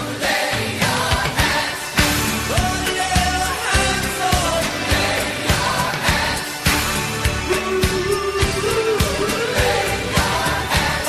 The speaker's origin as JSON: {"language": "English", "town": "Clearwater", "region": "Florida", "country": "United States", "tie": "born or raised there", "said": "growing up in Florida"}